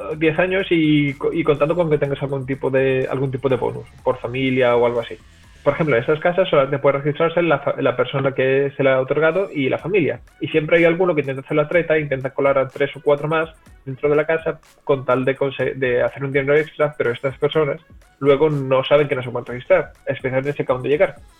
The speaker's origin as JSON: {"language": "Spanish", "town": "Cádiz", "region": "Andalusia", "country": "Spain", "also_born_or_lived": "Seville", "moved": "as an adult", "lives_now": "Netherlands", "said": "yo soy de Cádiz originalmente, pero he pasado, he estado viendo muchos años en Sevilla"}